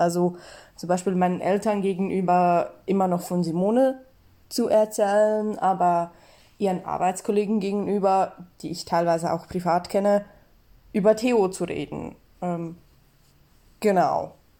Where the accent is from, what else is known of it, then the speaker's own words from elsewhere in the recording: Switzerland; ich bin Schweizerin